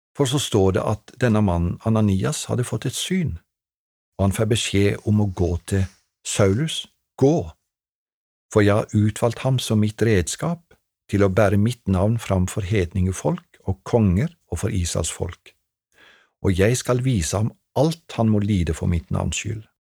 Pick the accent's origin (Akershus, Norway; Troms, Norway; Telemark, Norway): Telemark, Norway; Treungen; på ungdomskveldene hjemme i Treungen da jeg vokste opp